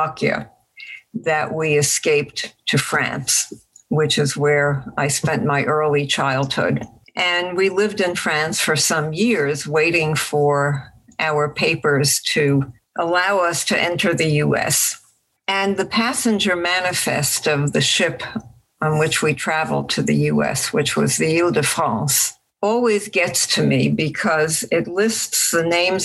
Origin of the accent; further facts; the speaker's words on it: Budapest, Hungary; in Budapest. I was born in Pest